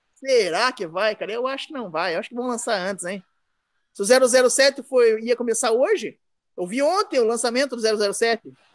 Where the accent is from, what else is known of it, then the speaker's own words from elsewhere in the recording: Guarapuava, Paraná, Brazil; moved away; also born or lived in Curitiba / Campo Mourão / Pinhão; eu sou de Guarapuava, cara. Eu nasci em Guarapuava, no Paraná